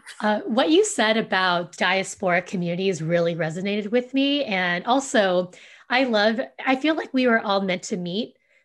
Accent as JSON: {"language": "English", "region": "Southern California", "country": "United States", "tie": "born or raised there", "first_language": "Vietnamese", "second_language": "English", "said": "where I grew up in Southern California"}